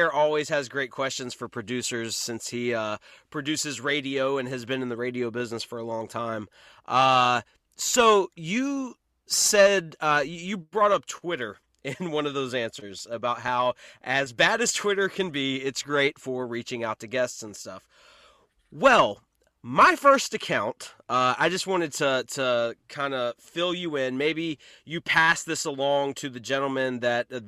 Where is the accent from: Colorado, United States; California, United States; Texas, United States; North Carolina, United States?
North Carolina, United States; I'm from North Carolina myself. I'm down here at the beach